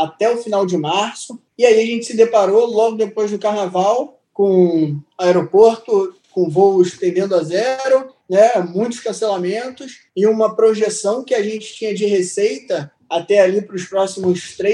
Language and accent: Portuguese; Niterói, Rio de Janeiro, Brazil; moved away as an adult; now in Porto Seguro, Brazil; tenho 22 anos, sou do Rio de Janeiro, de Niterói